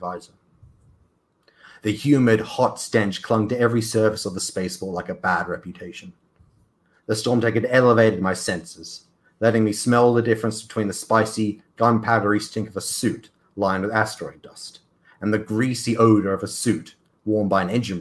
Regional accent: Australia; as an Australian

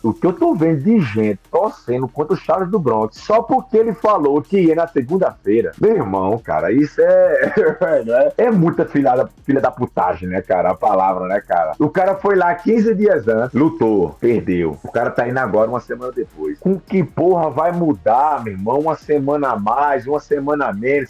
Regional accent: Northeast Region, Brazil; minha terra tem uma festa chamada Chamegão, que é o São João, né? Que é muito forte no Nordeste.

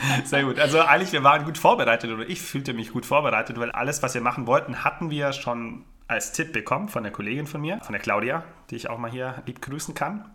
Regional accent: Ravensburg, Baden-Württemberg, Germany; bei uns in meiner Heimat in Ravensburg.

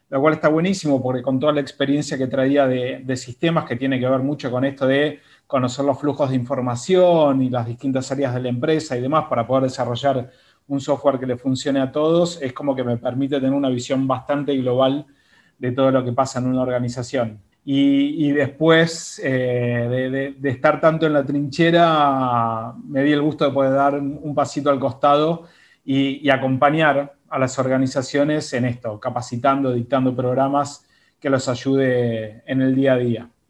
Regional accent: Buenos Aires, Argentina; also born or lived in Mendoza, Argentina; soy originalmente de Mendoza, así que muy vecinito de ustedes, pero desde chico me vine a vivir a Buenos Aires, así que prácticamente soy porteño en un 98%.

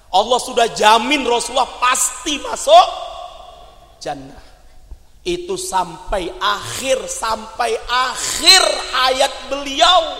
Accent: Aceh, Indonesia; jadi di Sumatera itu kan karena saya dari Aceh

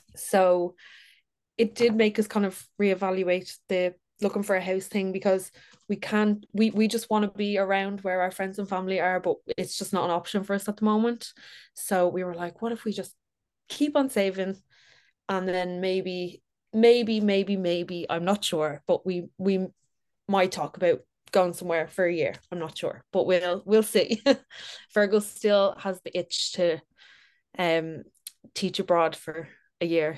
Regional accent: Dublin, Leinster, Ireland; I'm thirty, from Dublin. I've, born and raised in Dublin.

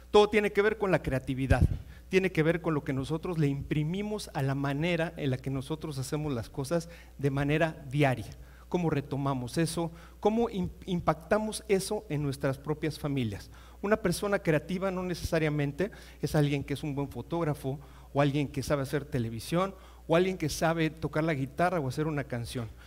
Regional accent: Mexico; Jamás nosotros como mexicanos lo pensamos, pero hoy es una realidad.

